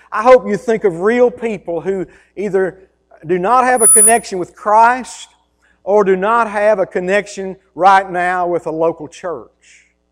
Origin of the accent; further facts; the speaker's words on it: United States; I grew up in Taylor County. I grew up on a farm.